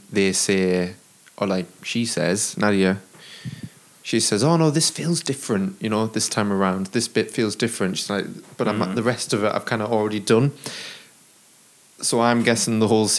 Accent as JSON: {"language": "English", "country": "United Kingdom", "said": "I'm British"}